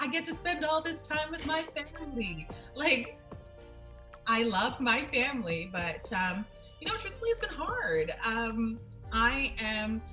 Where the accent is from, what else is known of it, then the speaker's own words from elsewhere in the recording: Nova Scotia, Canada; growing up, I knew we were Scotian